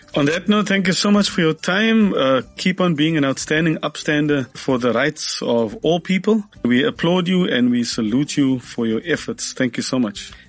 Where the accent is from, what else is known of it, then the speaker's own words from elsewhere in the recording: South Africa; we've been very sheltered as South Africans